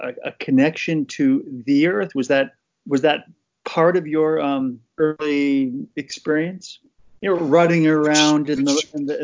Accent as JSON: {"language": "English", "town": "Poughkeepsie", "region": "New York", "country": "United States", "tie": "born or raised there", "said": "I grew up in Poughkeepsie, New York"}